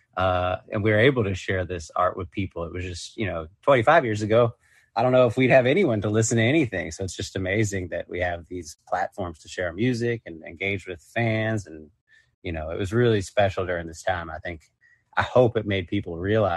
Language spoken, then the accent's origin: English; Atlanta, Georgia, United States; now in New York, United States; I grew up in Atlanta